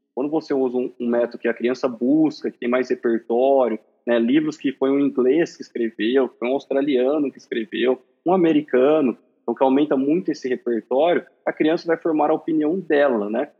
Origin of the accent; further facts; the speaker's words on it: Marília, São Paulo, Brazil; sou de Marília, São Paulo